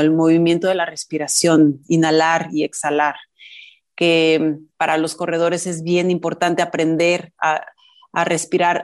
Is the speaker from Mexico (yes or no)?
yes; Mexico City, Mexico; mi familia mis hermanos y yo somos chilangos, pero mi familia viene de provincia